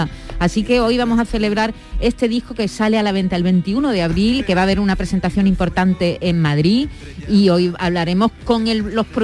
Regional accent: Ecuador; now in Seville, Spain; nos juntamos con gente de mi país, que yo soy ecuatoriana, y hacemos nuestra comida típica, un plato típico de Ecuador que se llama la fanesca.

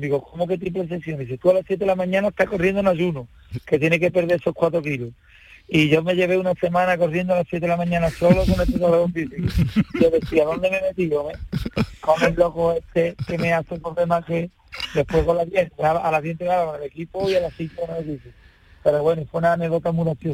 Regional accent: Sanlúcar de Barrameda, Andalusia, Spain; Yo, sanluqueño

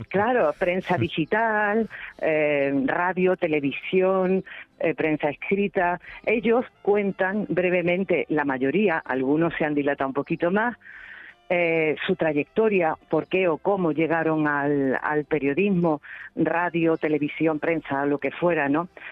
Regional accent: Cabra, Andalusia, Spain; Es que me he criado ahí

